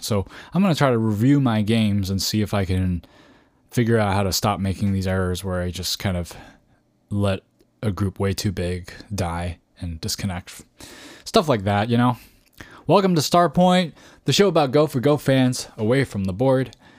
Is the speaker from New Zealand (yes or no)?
no; Canada; moved away as an adult; now in California, United States; I moved from Canada, is where I grew up, uh, t, uh, and moved to California.